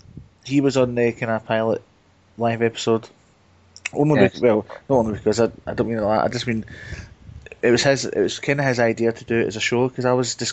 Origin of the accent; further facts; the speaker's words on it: Blantyre, Scotland, United Kingdom; accent: Glasgow; I'm from Blantyre, which is just 9 miles out of Glasgow. Outside Glasgow.